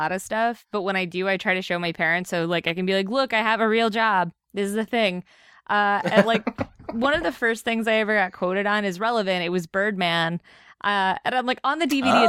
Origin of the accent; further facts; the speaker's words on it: near Pittsburgh, Pennsylvania, United States; I grew up near Pittsburgh